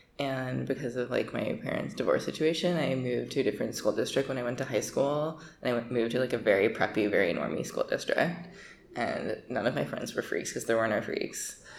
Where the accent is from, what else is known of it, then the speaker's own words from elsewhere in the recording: Connecticut, United States; also born or lived in Wilton, Connecticut / Ridgefield, Connecticut / Stamford, Connecticut; I grew up in Connecticut, between Wilton and then Ridgefield and then Stamford, which is a very white suburban place.